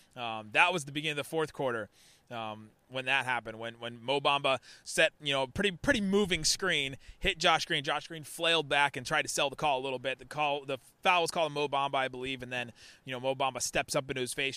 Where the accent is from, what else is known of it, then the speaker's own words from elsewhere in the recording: Cincinnati, Ohio, United States; now in Dallas, United States; I grew up in Cincinnati